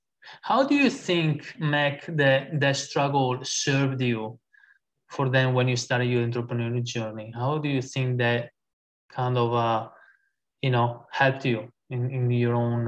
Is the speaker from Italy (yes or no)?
yes; Italy; English is a second language; moved away as an adult; now in Australia